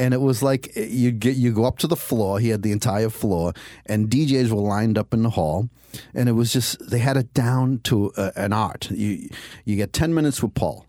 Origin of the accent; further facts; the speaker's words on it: Cambridge, Massachusetts, United States; I was born and raised in Cambridge, Massachusetts